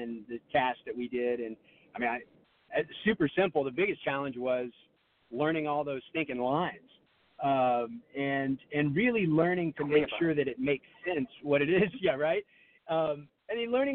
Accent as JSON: {"language": "English", "region": "Texas", "country": "United States", "said": "I'm from Texas."}